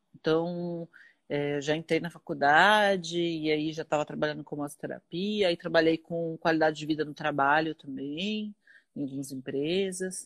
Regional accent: Osasco, São Paulo, Brazil; now in Carapicuíba, Brazil; eu sou de Osasco. Ah, na verdade, eu nasci em Osasco e moro em Carapicuíba

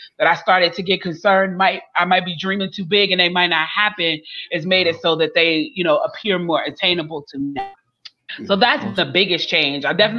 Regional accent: Chicago, Illinois, United States; now in Atlanta, United States; I'm originally from Chicago, but I live in Atlanta

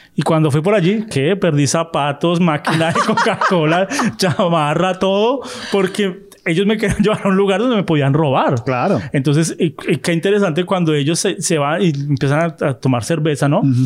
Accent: Colombia; accent: colombiano no paisa; yo soy de Colombia, nosotros no usamos la palabra güero

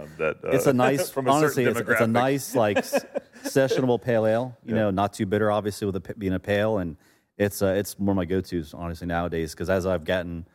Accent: Florida, United States; Growing up in Florida, South Florida, grew up fishing, offshore fishing.

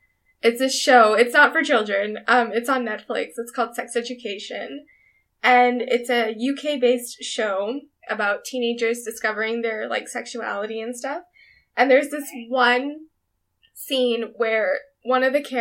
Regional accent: Canada; as first gen Canadians

